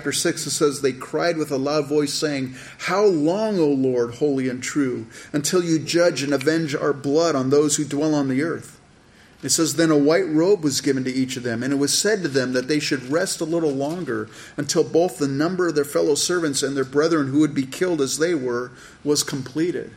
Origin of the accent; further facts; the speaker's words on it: California, United States; I grew up in California